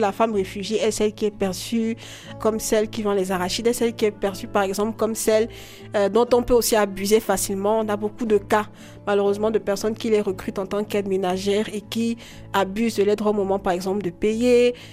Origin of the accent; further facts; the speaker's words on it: Douala, Littoral, Cameroon; J'ai grandi à Douala les premières années de mon enfance et puis j'ai fait des études en droit public international à l'université de Douala